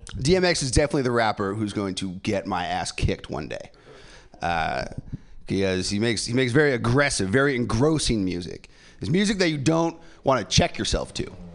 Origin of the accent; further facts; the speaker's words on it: San Francisco, California, United States; I'm born and raised here in San Francisco